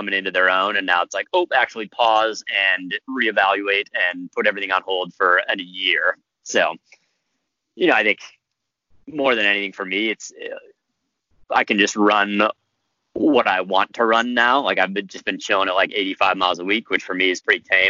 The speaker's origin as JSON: {"language": "English", "town": "Rochester", "region": "New York", "country": "United States", "tie": "born or raised there", "said": "So I was born in upstate New York. I was born in Rochester."}